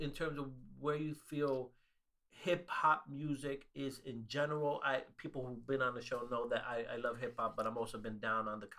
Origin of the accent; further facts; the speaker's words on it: New York, United States; I'm from New York